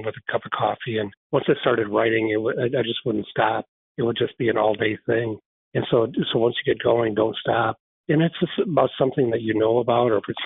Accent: Frankenmuth, Michigan, United States; here in my hometown of Frankenmuth

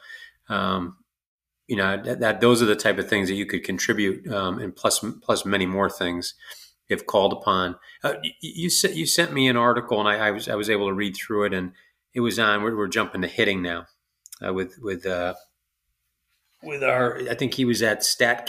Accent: New York, United States; I'm from New York, so I can only be so nice so long

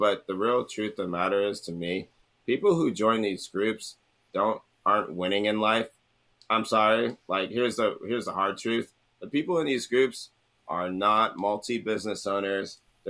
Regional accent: Atlanta, Georgia, United States; That makes sense. I'm from Atlanta.

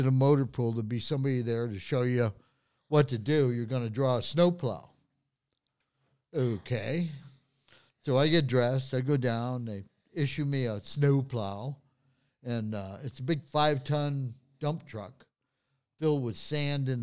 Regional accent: Highland Park, Michigan, United States; I was born in Highland Park

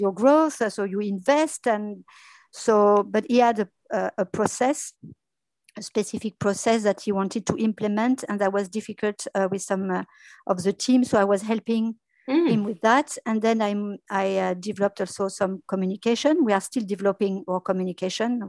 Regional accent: France; English is a second language; moved away as an adult; also born or lived in London, United Kingdom; I spent a few years in journalism in France

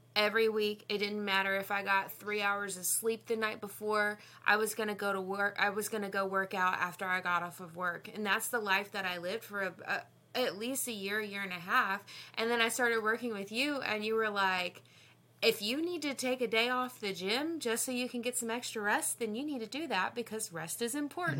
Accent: Texas, United States; I am from Texas

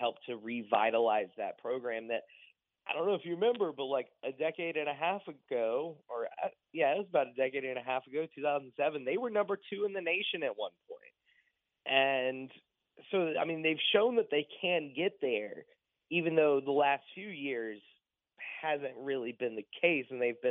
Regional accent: Baton Rouge, Louisiana, United States; moved away; I am from Baton Rouge, Louisiana. We don't have ice, but like 2 days of the year

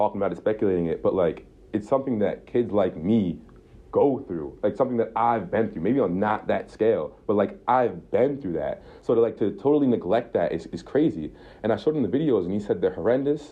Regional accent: Albany, New York, United States; I'm from Albany

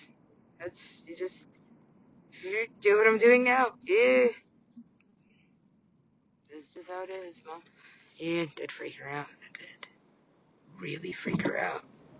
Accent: California, United States; Kind of, because I'm a Californian.

